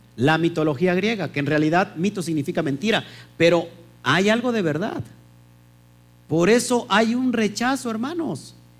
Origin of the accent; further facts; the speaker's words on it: Mexico; en México tenemos leyes